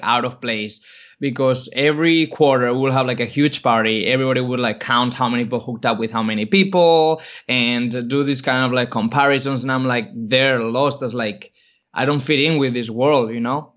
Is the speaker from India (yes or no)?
no; Spain; moved away; I grew up in Spain